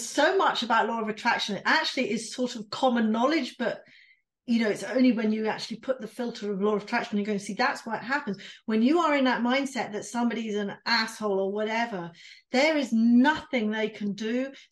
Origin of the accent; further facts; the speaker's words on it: United Kingdom; we're British